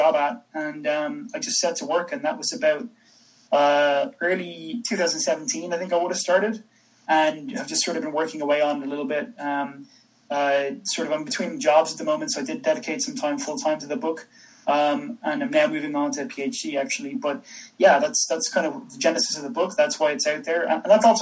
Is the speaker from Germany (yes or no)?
no; Dublin, Leinster, Ireland; now in Birmingham, United Kingdom; I'm from Ireland. I'm from Dublin, but I'm in Birmingham in the UK right now. But Irish born and bred.